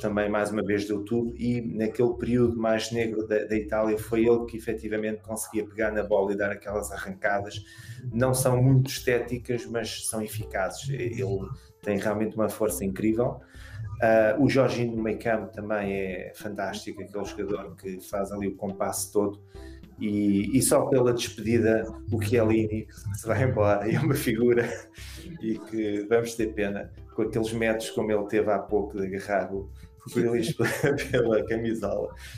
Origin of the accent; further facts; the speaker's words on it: Portugal; como português